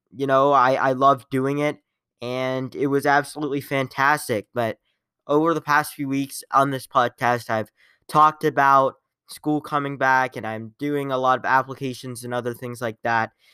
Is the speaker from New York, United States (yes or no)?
no; Columbus, Ohio, United States; I am from Columbus.